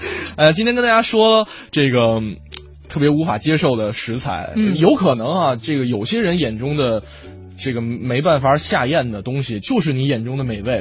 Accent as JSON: {"language": "Chinese", "region": "northern China", "country": "China", "also_born_or_lived": "Hangzhou", "said": "作为北方人来说"}